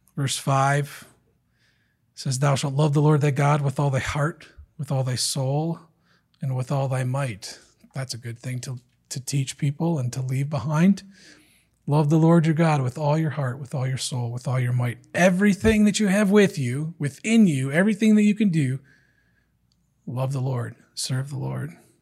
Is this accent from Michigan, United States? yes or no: yes; Detroit, Michigan, United States; I'm from Detroit